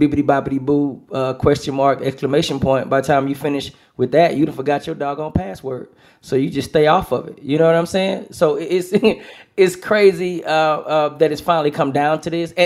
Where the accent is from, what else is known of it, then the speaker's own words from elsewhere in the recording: Houston, Texas, United States; Smart Financial in Houston. My hometown, Smart Financial